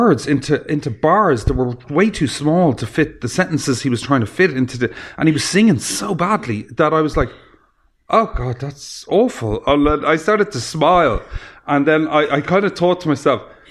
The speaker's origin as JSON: {"language": "English", "town": "Dublin", "region": "Leinster", "country": "Ireland", "tie": "born or raised there", "also_born_or_lived": "Offaly", "said": "I grew up in Rathfarnham"}